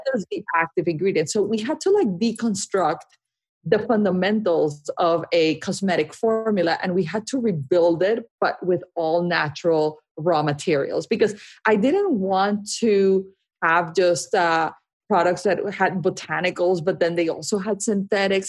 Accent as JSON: {"language": "English", "town": "Barranquilla", "region": "Atlántico", "country": "Colombia", "tie": "born or raised there", "moved": "yes", "said": "I grew up in Barranquilla, Colombia, which is a, a small"}